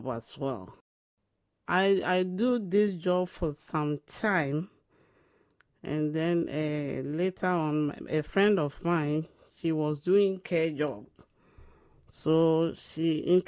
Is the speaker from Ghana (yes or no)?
yes; Ashanti, Ghana; moved away as an adult; also born or lived in London; now in England; I am a Ghanaian. I'm from Ashanti region